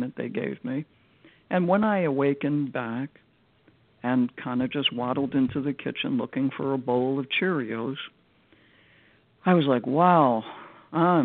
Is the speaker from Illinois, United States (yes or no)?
yes; Chicago, Illinois, United States; this house in Chicago, my hometown